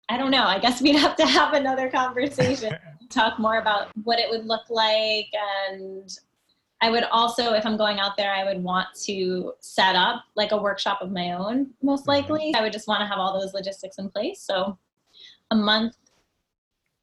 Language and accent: English; New Jersey, United States; I grew up in New Jersey